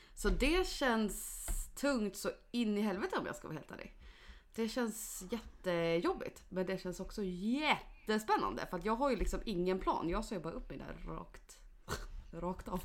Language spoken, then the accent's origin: Swedish; Mora, Dalarna County, Sweden; moved away; hemma i Mora